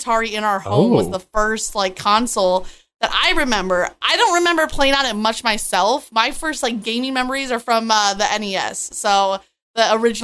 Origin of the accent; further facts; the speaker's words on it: Michigan, United States; I grew up in Michigan